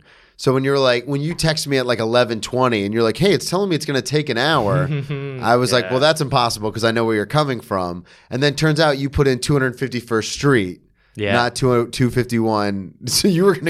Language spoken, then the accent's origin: English; the South, United States; Yeah, because we're from the South.